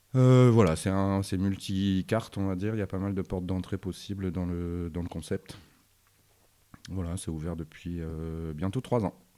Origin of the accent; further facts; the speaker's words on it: Arras, Hauts-de-France, France; now in Lille, France; je viens d'Arras